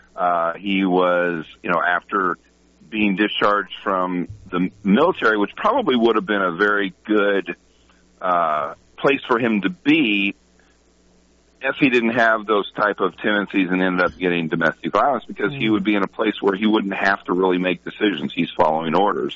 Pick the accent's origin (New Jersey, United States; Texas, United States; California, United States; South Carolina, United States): Texas, United States; I'm from Texas